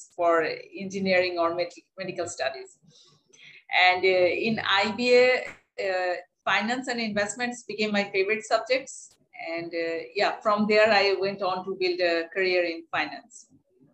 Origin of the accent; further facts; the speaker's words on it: Dhaka, Dhaka Division, Bangladesh; I grew up in Dhaka city